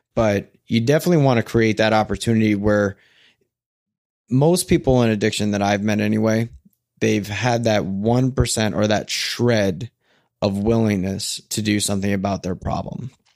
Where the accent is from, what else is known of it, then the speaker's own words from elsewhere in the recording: New Jersey, United States; now in Portland, United States; I'm a guy from Jersey that lives in Portland